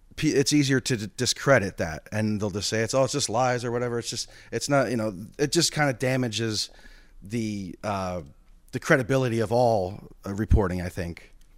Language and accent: English; United States; as an American